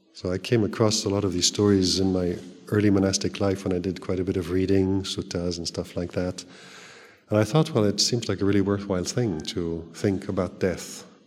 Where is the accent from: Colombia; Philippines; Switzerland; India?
Switzerland; also born or lived in Thailand; now in England, United Kingdom; I grew up in Switzerland.